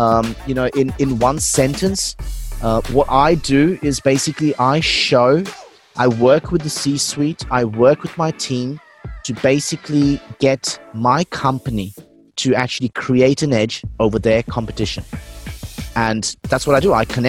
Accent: Melbourne, Victoria, Australia; now in Singapore; Like, I'm originally from Melbourne. I've been in Australia for over 11 years. So I've been in Singapore now for about six.

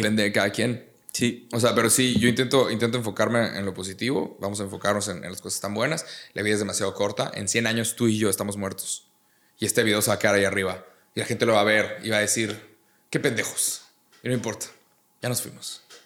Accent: Monterrey, Nuevo León, Mexico; Yo soy de Monterrey

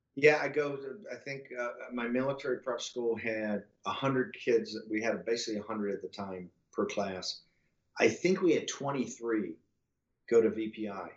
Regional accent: Richmond, Virginia, United States; also born or lived in Norfolk, Virginia; in '64, we lived in an old neighborhood in the north side of Richmond, Virginia

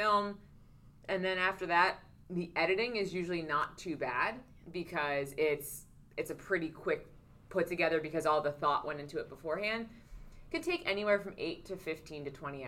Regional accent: Philadelphia, Pennsylvania, United States; I'm from Philly

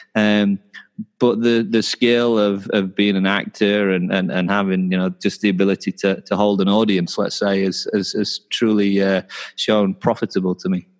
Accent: Knaresborough, Yorkshire and the Humber, United Kingdom; also born or lived in Newcastle; I'm from a little town called Knaresborough, which is about an hour south of Newcastle. Uh, I went to Newcastle for university, um, so I'm from kind of North Yorkshire area

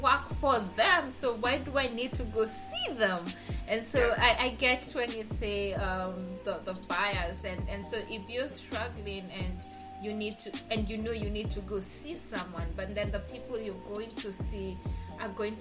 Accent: Kenya; moved away as an adult; now in United States; I'm from Kenya and I'm in the US for school.

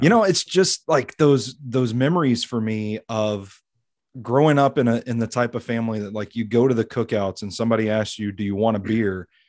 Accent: Tennessee, United States; born or raised there

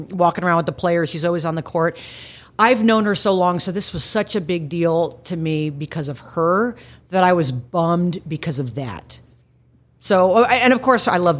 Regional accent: Plano, Texas, United States; moved away; I grew up in Plano, so I grew up in Dallas

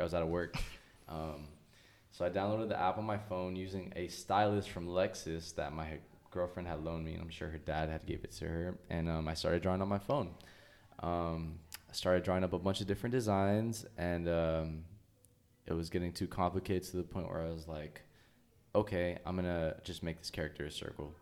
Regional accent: Oxnard, California, United States; also born or lived in Ventura, California; I grew up in Oxnard all my life.

